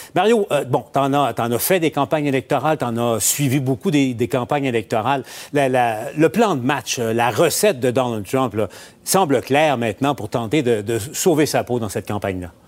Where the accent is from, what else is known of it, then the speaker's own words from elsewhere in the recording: Abitibi, Quebec, Canada; moved away; ma région natale, en, en, Abitibi